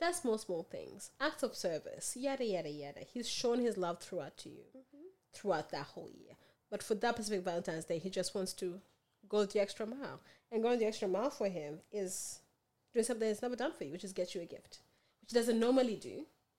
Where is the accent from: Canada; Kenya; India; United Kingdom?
Kenya; also born or lived in Australia; I'm both. I'm Kenyan and Australian.